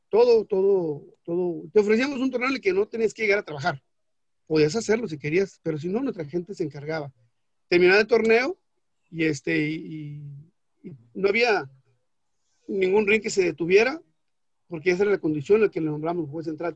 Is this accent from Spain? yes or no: no; Mexico; soy mexicano, o sea, y estoy en territorio mexicano